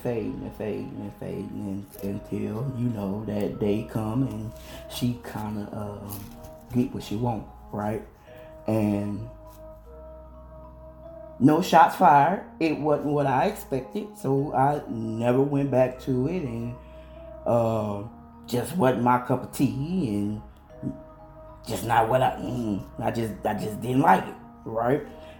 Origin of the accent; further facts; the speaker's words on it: Illinois, United States; I'm originally from Illinois and I'm now here in North Carolina, so I get stuck in my country slang.